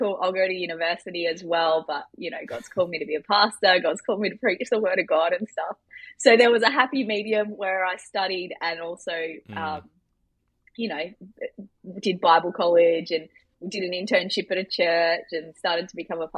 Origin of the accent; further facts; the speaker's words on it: Australia; I grew up in Australia with a dad who is a professor of robotic engineering.